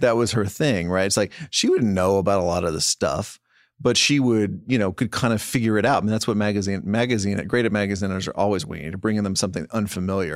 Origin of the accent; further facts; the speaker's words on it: Texas, United States; moved away; you and I were provincials, right? Growing up in Texas